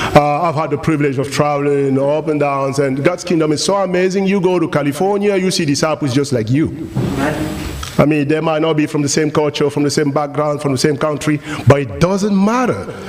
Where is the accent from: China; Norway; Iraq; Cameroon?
Cameroon; first language French; English is a second language; moved away; also born or lived in France / United States; I was born in Africa. I was born in Cameroon uh, 47 years ago